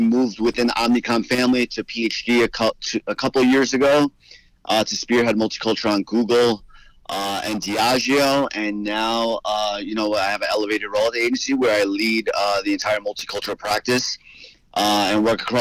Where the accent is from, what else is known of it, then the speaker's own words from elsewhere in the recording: New York, United States; moved away as an adult; now in Miami, United States; Born and raised in New York, youngest of four boys to parents who immigrated from Guatemala